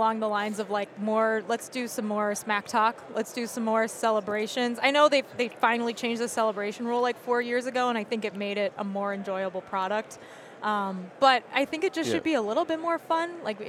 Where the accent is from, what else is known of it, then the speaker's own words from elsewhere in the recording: outside of Chicago, Illinois, United States; No, I grew up outside of Chicago. My mom was from Pittsburgh.